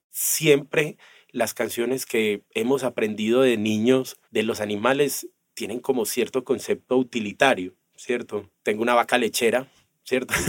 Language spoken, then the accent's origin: Spanish; Colombia; como colombianos